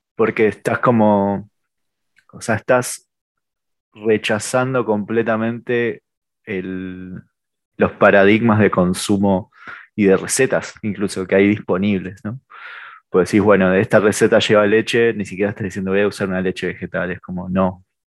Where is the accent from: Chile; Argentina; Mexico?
Argentina; venimos de Argentina